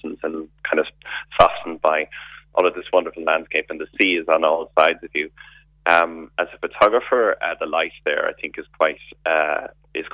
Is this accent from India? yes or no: no; Limerick, Munster, Ireland; moved away as an adult; now in Kenmare, Ireland; I'm originally from Limerick City, but I'm here in Kenmare. I'm a blow-in for the last 26 years.